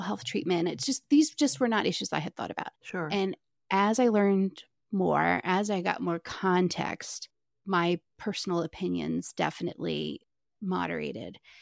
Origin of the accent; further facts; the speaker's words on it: Maryland, United States; I am from Maryland, which is super liberal, but I come from a really Republican family